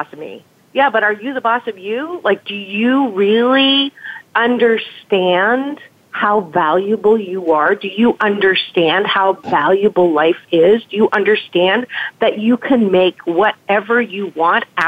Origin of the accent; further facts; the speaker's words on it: Canada; moved away; I'm from Canada originally